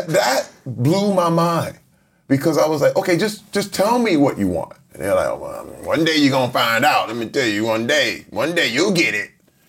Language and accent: English; Flint, Michigan, United States; Growing up in Flint, Michigan, it was in the middle when the auto industry imploded. I was around 10 years old, and then the crack epidemic happened at the same time.